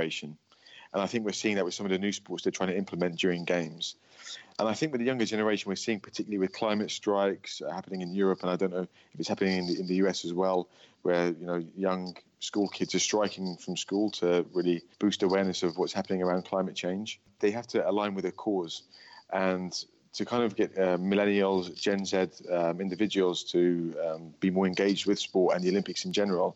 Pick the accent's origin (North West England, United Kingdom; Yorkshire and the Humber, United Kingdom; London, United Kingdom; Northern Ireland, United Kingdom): London, United Kingdom; London is my hometown